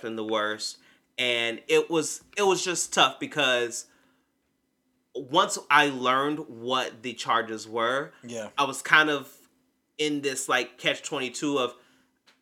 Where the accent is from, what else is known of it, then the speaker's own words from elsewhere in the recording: Kentucky, United States; we're from Kentucky